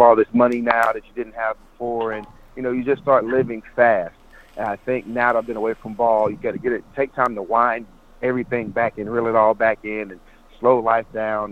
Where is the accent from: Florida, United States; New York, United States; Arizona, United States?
Florida, United States; Polk County; moved away; also born or lived in Buffalo; I'm from Polk County, which is only a county away